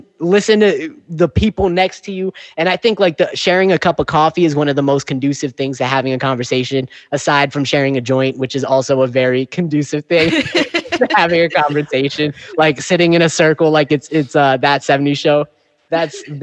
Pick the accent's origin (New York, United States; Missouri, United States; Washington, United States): New York, United States; accent: New York; my New York accent